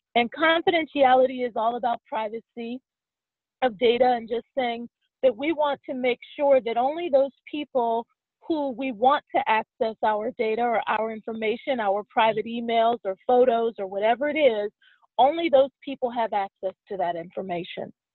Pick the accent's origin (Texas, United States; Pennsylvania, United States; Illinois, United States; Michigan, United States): Pennsylvania, United States; Pittsburgh; moved away as an adult; also born or lived in Washington D.C. area; now in Washington D.C., United States; I was raised in Pittsburgh